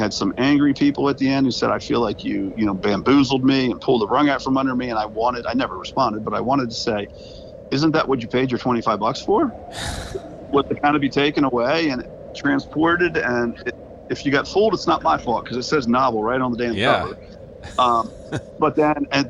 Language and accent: English; Edgewood, Maryland, United States; now in Bel Air, United States; Edgewood, my hometown